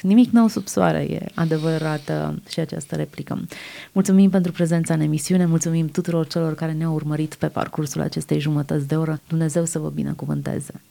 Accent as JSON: {"language": "Romanian", "country": "Romania", "said": "umilința noastră ca români, ca națiune"}